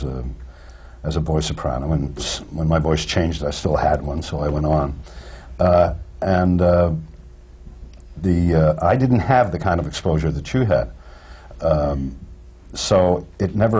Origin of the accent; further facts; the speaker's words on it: Midwest of Canada, Canada; I grew up in the Midwest of Canada